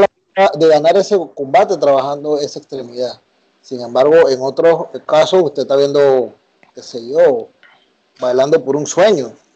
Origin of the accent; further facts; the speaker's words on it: Panama; siendo panameño